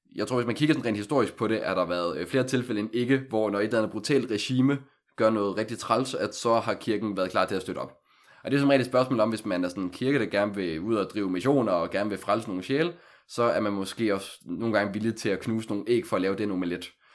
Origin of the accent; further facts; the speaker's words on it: Aalborg, North Denmark Region, Denmark; moved away as an adult; now in Copenhagen, Denmark; jeg kommer oprindeligt fra Aalborg, har siden 2015 boet i København for ligesom at studere